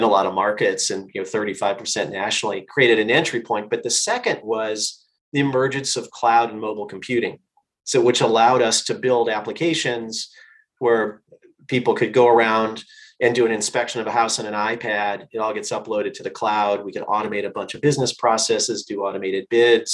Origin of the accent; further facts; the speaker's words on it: Northwest Indiana, United States; I grew up in a small town in Northwest Indiana